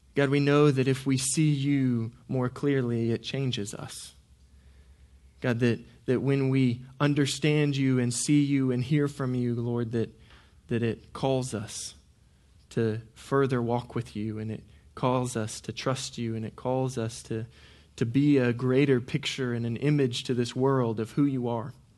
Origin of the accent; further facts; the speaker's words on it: Norman, Oklahoma, United States; I grew up in Norman, Oklahoma